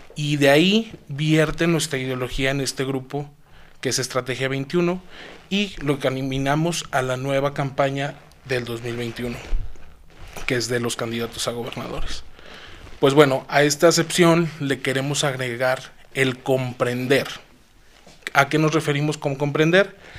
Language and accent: Spanish; Zacatecas, Mexico; soy orgullosamente capitalino de este magnífico estado